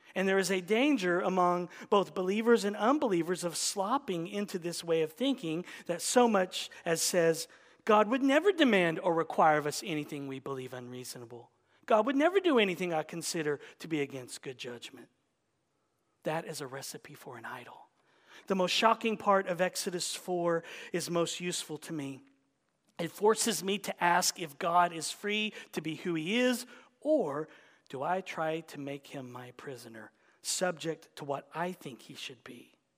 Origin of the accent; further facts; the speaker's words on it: United States; We're American